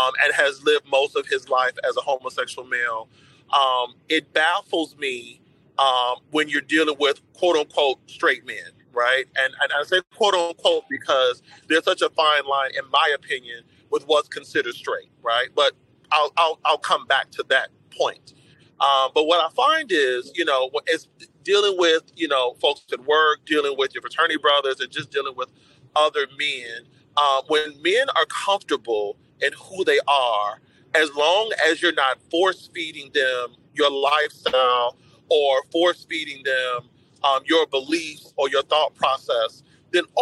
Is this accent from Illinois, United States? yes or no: yes; Chicago, Illinois, United States; moved away as an adult; now in DMV area, United States; Southsider of Chicago, born and raised